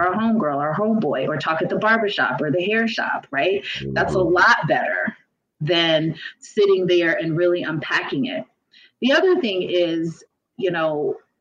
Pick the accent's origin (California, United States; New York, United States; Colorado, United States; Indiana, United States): California, United States; Los Angeles; I grew up in South Central for part of my life